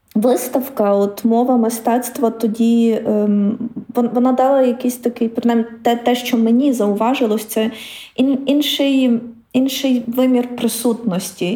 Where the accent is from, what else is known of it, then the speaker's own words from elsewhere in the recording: Ukraine; ми з України, бо ми українці